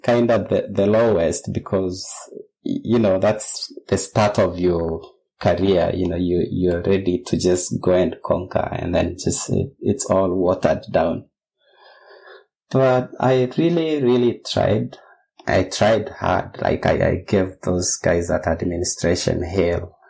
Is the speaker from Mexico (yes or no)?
no; Kenya; moved away as an adult; also born or lived in Netherlands; now in Australia; I'm a Kenyan. I trained in primary secondary school in Kenya and my bachelor's was from Kenyatta University